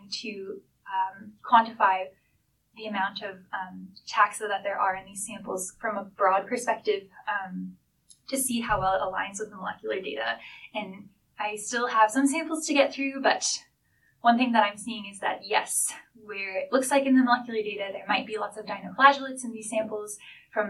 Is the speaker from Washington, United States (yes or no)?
yes; Seattle, Washington, United States; moved away as an adult; now in Victoria, Canada; I grew up in Seattle, which is close to the Puget Sound.